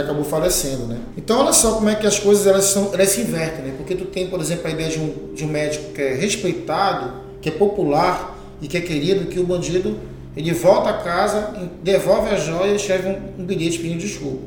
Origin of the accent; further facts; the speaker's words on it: Pitimandeua quilombo, Pará, Brazil; also born or lived in Terra Firme, Belém; eu nasci em Pitima, é, na terra firme, depois eu fui morar em Pitimandeu, que é o Quilombo